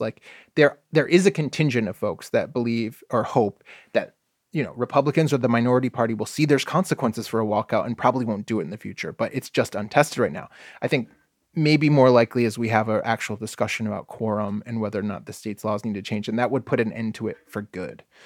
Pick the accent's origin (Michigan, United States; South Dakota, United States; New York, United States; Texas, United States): Michigan, United States; now in Oregon, United States; I grew up in Michigan.